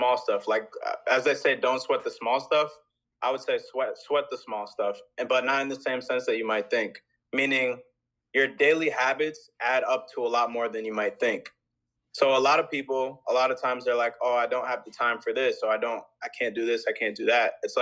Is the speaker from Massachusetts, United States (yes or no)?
yes; Massachusetts, United States; moved away as an adult; now in Bristol, United States; I grew up in Massachusetts